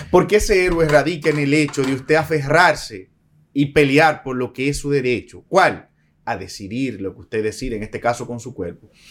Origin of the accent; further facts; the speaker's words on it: Dominican Republic; como un dominicano cualquiera